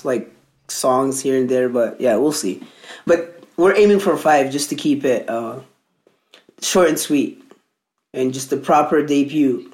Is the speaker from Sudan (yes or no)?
yes; Merowe, Northern, Sudan; also born or lived in Alberta, Canada; now in Canada; where I come from in Sudan, it's northern Sudan. So like my hometown is called Merawi.